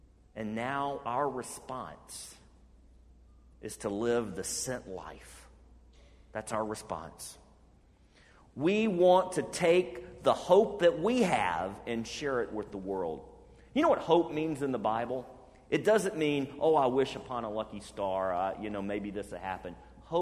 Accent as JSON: {"language": "English", "town": "Birmingham", "region": "Alabama", "country": "United States", "tie": "born or raised there", "moved": "yes", "said": "I grew up in Birmingham, Alabama."}